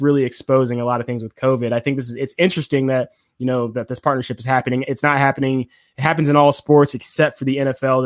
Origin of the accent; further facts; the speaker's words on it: Atlanta, Georgia, United States; we're from Atlanta